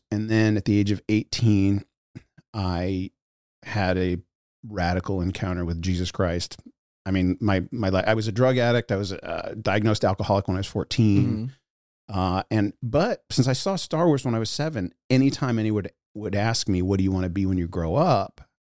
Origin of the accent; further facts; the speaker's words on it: United States; I grew up in the United States of America. And that's not a joke. Let me boil it down. I'll tell a couple quick anecdotes that will give you the idea. I moved more than 25 times